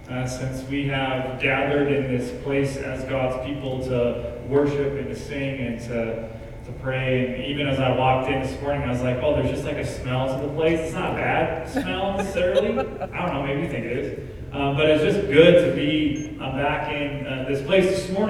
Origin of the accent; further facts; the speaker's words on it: Missoula, Montana, United States; I grew up in Missoula, Montana